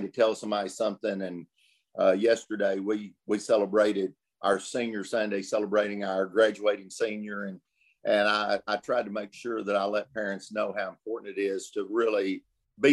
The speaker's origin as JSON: {"language": "English", "town": "Des Arc", "region": "Arkansas", "country": "United States", "tie": "born or raised there", "said": "I was born in Des Arc, Arkansas, a little town of, my whole life"}